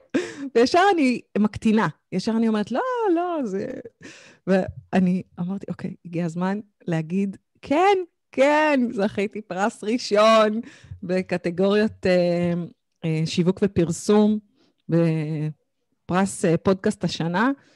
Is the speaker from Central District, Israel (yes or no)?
yes; Kfar Saba, Central District, Israel; גדלתי בכפר סבא, ילדה טובה כפר סבא